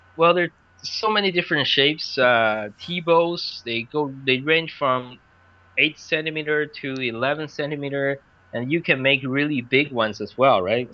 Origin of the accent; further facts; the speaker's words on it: Vancouver, British Columbia, Canada; moved away as an adult; also born or lived in Beijing, China; now in China; I grew up in Vancouver, actually, Vancouver, Canada.